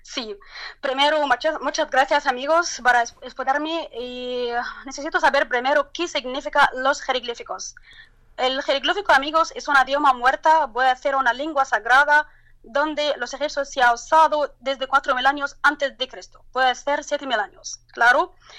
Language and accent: Spanish; Turkey; Spanish is a second language; now in Luxor, Egypt; mi país, en el terremoto de la Turquía